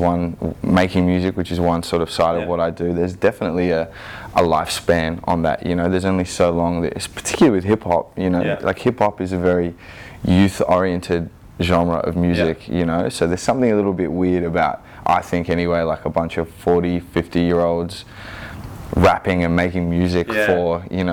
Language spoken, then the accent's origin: English; Sydney, New South Wales, Australia; growing up in the Inner West